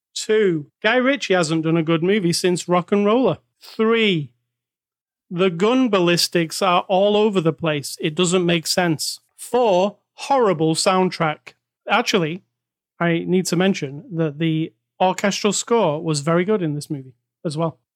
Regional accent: United Kingdom; oh, you're a British guy.

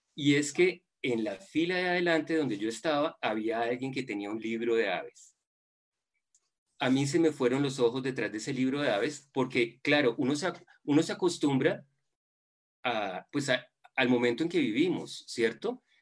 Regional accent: Buga, Valle del Cauca, Colombia; moved away as an adult; also born or lived in Bogotá, Colombia / United States; yo soy bugueño y viví mi infancia y adolescencia en fincas del Valle del Cauca

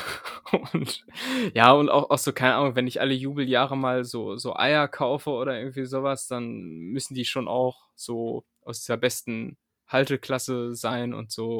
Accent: Lower Saxony, Germany; now in Berlin, Germany; ich komme ja, ich ja aus Niedersachsen

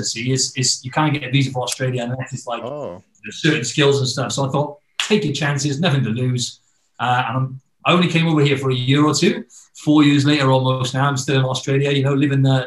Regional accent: Wales, United Kingdom; moved away; I'm originally from the UK. So I'm from Wales, which is in the UK.

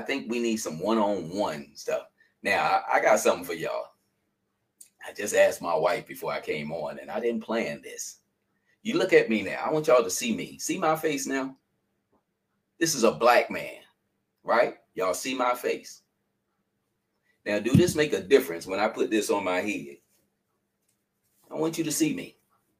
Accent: North Carolina, United States; now in Philadelphia, United States; when I first came to Philadelphia, I really didn't like Philadelphia. Because people, I came from North Carolina, and people speak to people.

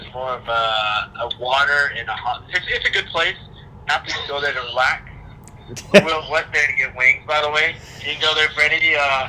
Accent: Georgia, United States; moved away as an adult; I was a Georgia boy growing up

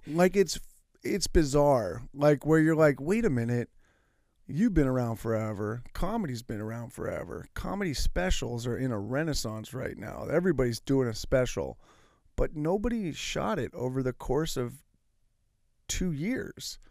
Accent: Martinez, California, United States; my hometown, up in Martinez

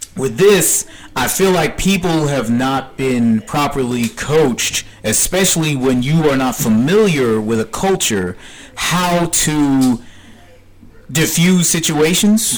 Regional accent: South DeKalb County, Georgia, United States; I grew up here in South DeKalb County

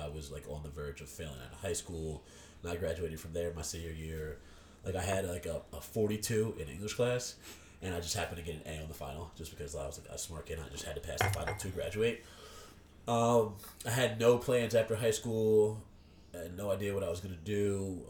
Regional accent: Horsham, Pennsylvania, United States; also born or lived in Bensalem / Levittown; No, we had moved here in elementary school, middle school, something like that.

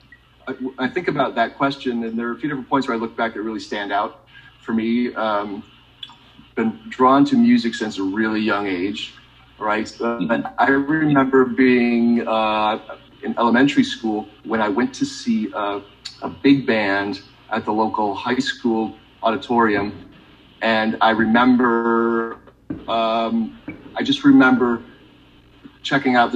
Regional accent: Michigan, United States; I grew up in Michigan

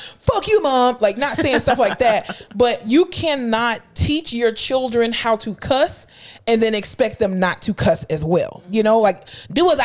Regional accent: South Florida, United States; I'm from South Florida

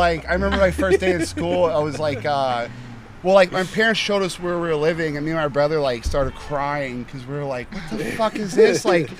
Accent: Orlando, Florida, United States; Yeah, originally from Orlando

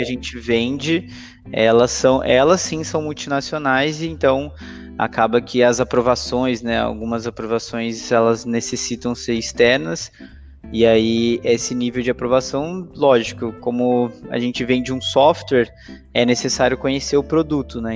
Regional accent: Brazil; also born or lived in Canada / Santos; sou natural do Brasil, né? Hoje moro em Santos

